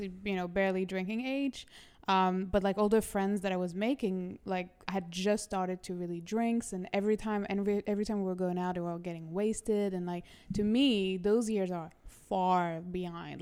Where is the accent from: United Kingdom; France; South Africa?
France; Toulouse, Occitania; moved away as an adult; also born or lived in Lyon / Paris / Miami; now in New York, United States; I was born in Toulouse, France